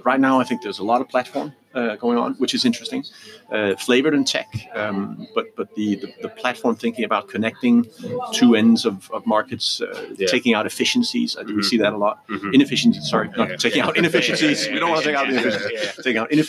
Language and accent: English; Denmark; moved away; also born or lived in Canada; So I am Danish, or I was born in Denmark, but I lived, you know, by far most of my life outside of the Copenhagen town and Denmark, and I've so I've been educated abroad.